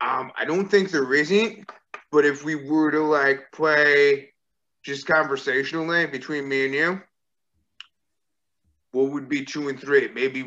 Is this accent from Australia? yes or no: yes; Australia; ooh, visa issues because I'm from Australia.